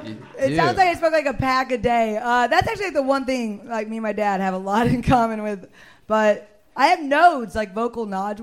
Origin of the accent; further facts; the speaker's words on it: Missouri, United States; moved away as an adult; now in Texas, United States; I'm from Missouri, all right?